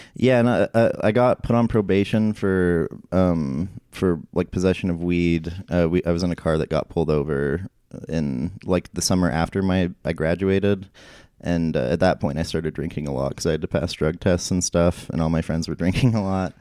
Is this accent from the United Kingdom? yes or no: no; Idaho Falls, Idaho, United States; now in Salt Lake City, United States; Idaho Falls, um, which is, like, my hometown